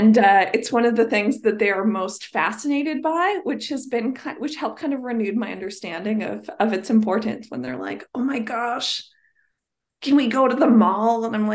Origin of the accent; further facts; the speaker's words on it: Edmonton, Alberta, Canada; I grew up in South Edmonton, really close to Southgate. So we were Southgate people.